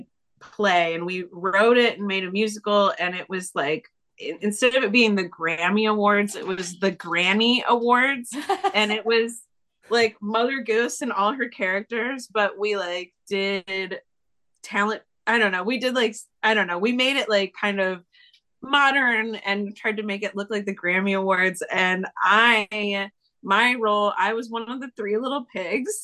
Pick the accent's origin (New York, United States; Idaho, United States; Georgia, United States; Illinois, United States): Illinois, United States; Springfield; moved away as an adult; also born or lived in Chicago, Illinois; now in Los Angeles, United States; I grew up in Springfield, Illinois, but I lived in Chicago for a long time.